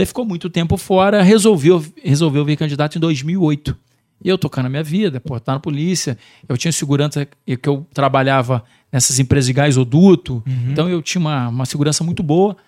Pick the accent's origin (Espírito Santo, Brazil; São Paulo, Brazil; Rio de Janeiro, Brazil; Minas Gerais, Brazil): Rio de Janeiro, Brazil; Barra do Piraí; also born or lived in Vargem Alegre; Sou nascido, sou nascido literalmente em Barra do Piraí mesmo